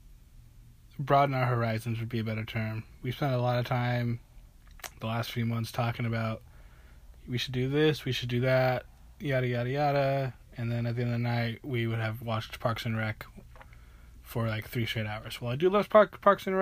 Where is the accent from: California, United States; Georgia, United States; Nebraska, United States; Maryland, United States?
Nebraska, United States; moved away; I'm originally from Nebraska.